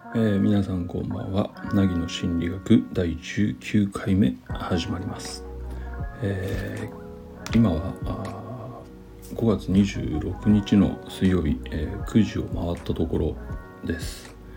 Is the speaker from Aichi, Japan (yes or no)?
yes; Nagoya, Aichi, Japan; 僕ちなみにあの生粋の名古屋人